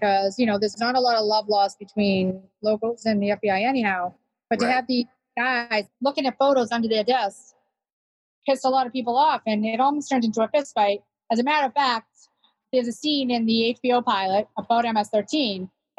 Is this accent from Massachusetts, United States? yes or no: yes; Boston, Massachusetts, United States; I'm from East Boston.